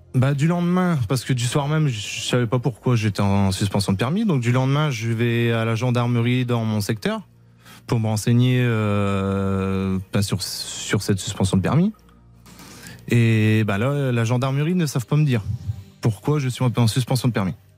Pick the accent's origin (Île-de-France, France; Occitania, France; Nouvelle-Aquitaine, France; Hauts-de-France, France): Hauts-de-France, France; the Nord; par chez nous dans le Nord